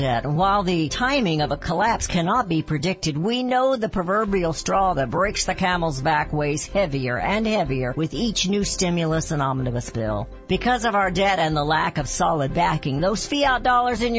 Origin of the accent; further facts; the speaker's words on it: Missouri, United States; We're both from Missouri